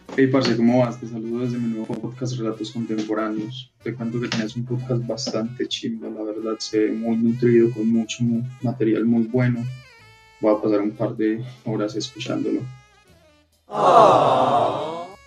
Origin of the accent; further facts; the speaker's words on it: Peru; Soy peruano